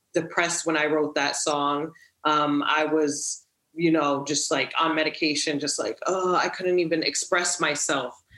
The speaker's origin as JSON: {"language": "English", "town": "Stockholm", "region": "Stockholm County", "country": "Sweden", "tie": "born or raised there", "also_born_or_lived": "Providence, Rhode Island, United States", "said": "I came from Providence, okay. Rhode Island to Stockholm"}